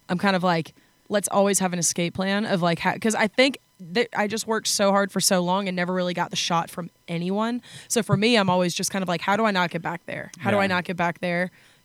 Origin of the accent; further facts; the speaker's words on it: Atlanta, Georgia, United States; also born or lived in Athens, Georgia; so I grew up in Atlanta, Georgia, like in the city of Atlanta, and then I was over in college in Athens for 5 years.